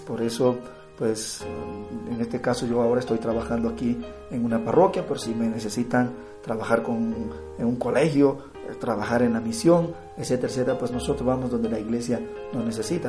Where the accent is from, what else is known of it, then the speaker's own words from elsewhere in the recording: Dominican Republic; soy de la República Dominicana